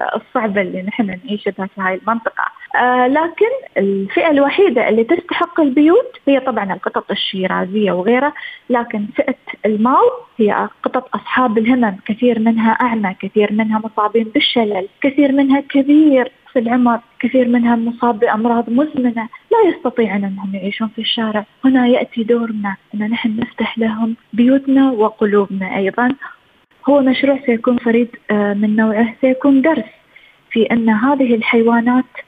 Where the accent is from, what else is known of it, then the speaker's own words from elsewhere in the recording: United Arab Emirates; أنا كإنسانة إماراتية